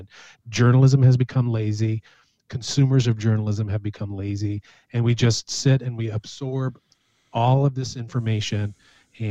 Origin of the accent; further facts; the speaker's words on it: United States; as American citizens